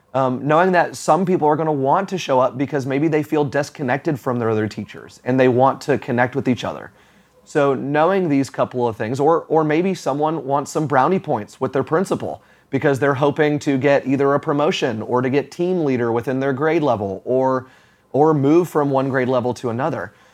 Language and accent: English; Florida, United States; now in Atlanta, United States; I grew up in Florida